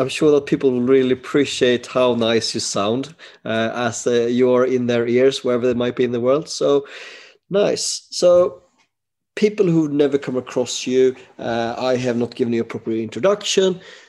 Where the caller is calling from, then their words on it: Sweden; I am alone and I'm dialing from Sweden.